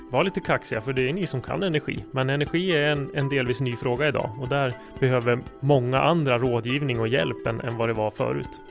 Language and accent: Swedish; Jämtland, Sweden; moved away as an adult; also born or lived in Uppsala; jag är uppvuxen här i Jämtland men har bott i Uppsala eh, lång tid av mitt liv